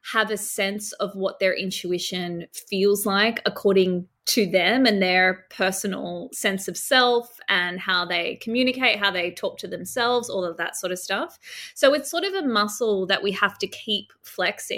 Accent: Sydney, New South Wales, Australia; moved away as an adult; now in Byron Bay, Australia; I grew up in Sydney and work always took me back to Sydney

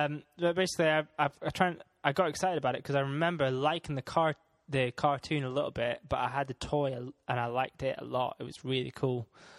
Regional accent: Scotland, United Kingdom; seeing as I'm Scottish

